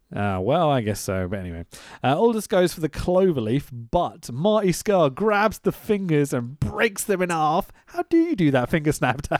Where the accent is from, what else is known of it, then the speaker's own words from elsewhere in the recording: United Kingdom; we're British